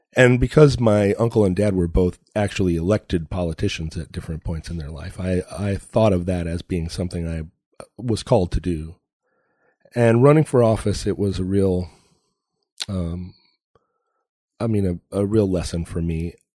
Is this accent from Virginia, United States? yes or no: no; Alaska, United States; I grew up in Alaska